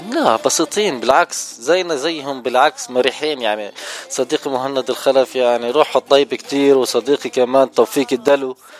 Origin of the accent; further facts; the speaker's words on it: Jordan; also born or lived in Lebanon; now in Orange County, United States; انا من الاردن